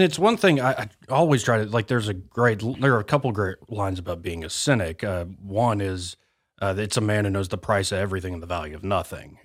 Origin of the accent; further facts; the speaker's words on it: Montgomery, Alabama, United States; I was born and raised in Montgomery, Alabama